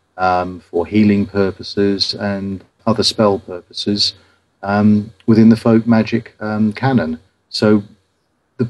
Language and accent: English; Ipswich, East of England, United Kingdom; my hometown of Ipswich